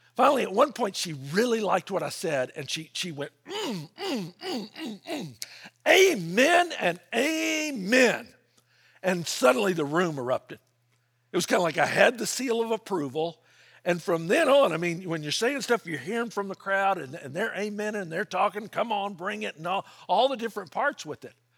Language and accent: English; Memphis, Tennessee, United States; now in California, United States; I grew up in Memphis